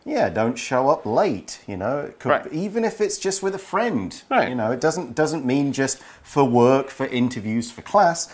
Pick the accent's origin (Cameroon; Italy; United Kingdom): United Kingdom; I am super British